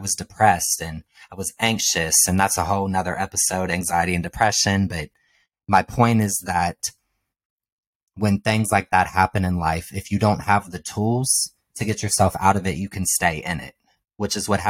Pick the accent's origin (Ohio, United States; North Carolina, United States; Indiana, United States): Ohio, United States; now in Los Angeles, United States; I'm from Ohio